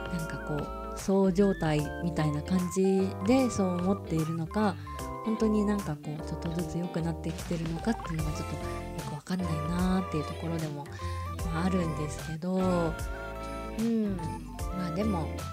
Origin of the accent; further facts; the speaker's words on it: Japan; moved away; also born or lived in Singapore; お風呂文化で育った日本人